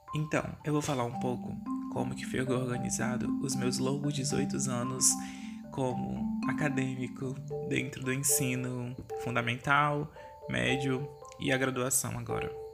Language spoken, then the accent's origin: Portuguese; Tarauacá, Acre, Brazil; Na minha cidade natal também, Tarabacá, que fica a 500 quilômetros da capital Rio Branco, no estado do Acre